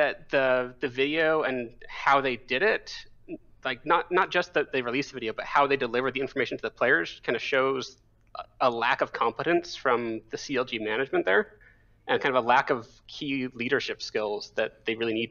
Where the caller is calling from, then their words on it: State College, Pennsylvania, United States; State College, Pennsylvania.